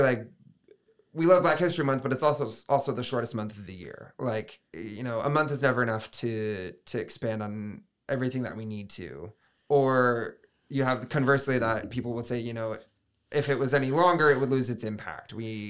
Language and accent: English; Michigan, United States; I mean, speaking personally, I grew up in West Michigan, Southwest mm-hmm. Michigan. Betsy DeVos land, so mm-hmm. to speak.